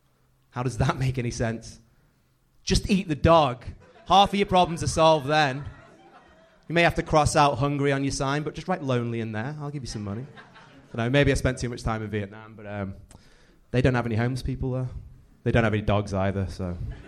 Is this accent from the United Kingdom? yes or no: yes; Liverpool, North West England, United Kingdom; No, I'm from Liverpool, unfortunately.